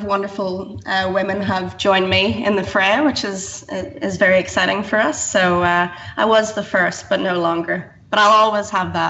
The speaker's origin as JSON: {"language": "English", "country": "Ireland", "said": "First of all, thank you for recognising that I'm not from Canada, like most Australians."}